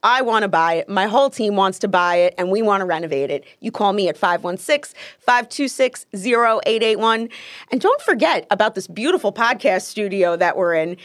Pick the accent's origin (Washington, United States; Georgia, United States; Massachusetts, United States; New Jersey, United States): New Jersey, United States; Paterson; I'm originally from Patterson, New Jersey